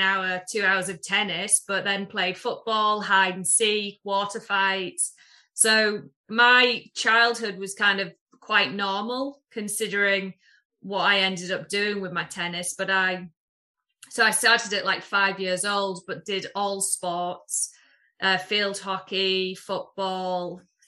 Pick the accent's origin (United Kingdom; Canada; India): United Kingdom; Middlesbrough, North East England; moved away as an adult; also born or lived in Houston; I'm from Middlesbrough originally